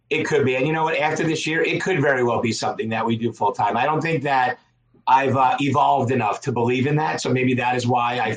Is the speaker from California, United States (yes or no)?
no; Long Island, New York, United States; I'm from Long Island.